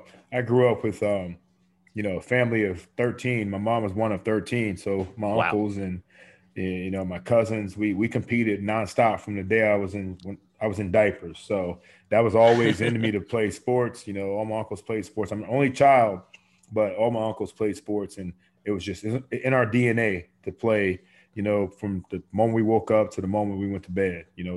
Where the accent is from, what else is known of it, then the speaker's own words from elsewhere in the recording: Ohio, United States; now in Miami, United States; played the Indians in World Series, and I had to quietly root for the Indians, because I know it's my hometown.